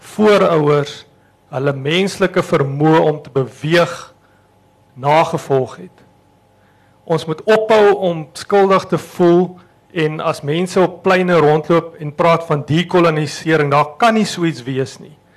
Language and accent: Afrikaans; South Africa; ons is Suid-Afrikaners